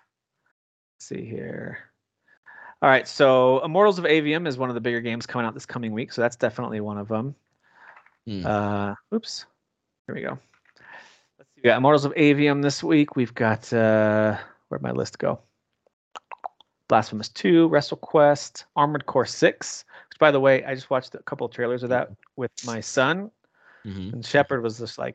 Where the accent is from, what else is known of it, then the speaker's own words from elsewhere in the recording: United States; I'm an American, a dumb American